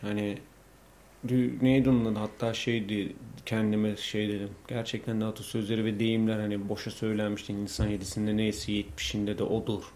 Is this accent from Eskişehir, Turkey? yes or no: no; Bolu, Bolu Province, Turkey; also born or lived in Istanbul; İşte Bolluyum